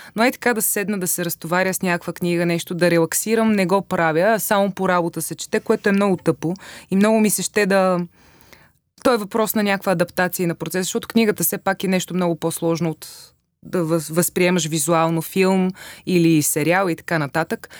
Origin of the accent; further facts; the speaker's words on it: Vratsa, Vratsa Province, Bulgaria; moved away as an adult; се преместих от Враца, откъдето съм